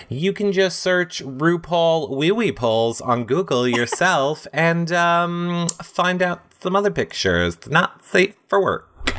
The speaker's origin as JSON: {"language": "English", "region": "New York", "country": "United States", "said": "Like, I'm from New York."}